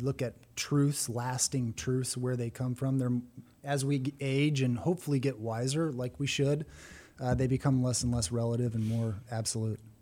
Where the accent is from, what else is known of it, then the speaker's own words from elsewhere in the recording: San Bernardino, California, United States; moved away as an adult; now in Texas, United States; I was born in San Bernardino, California